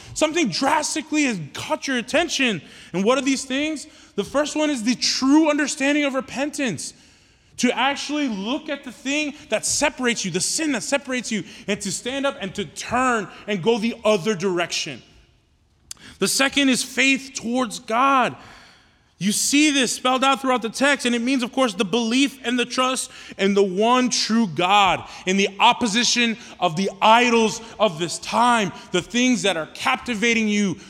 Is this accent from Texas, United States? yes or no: yes; Houston, Texas, United States; I'm from Houston, right? Born and raised in Houston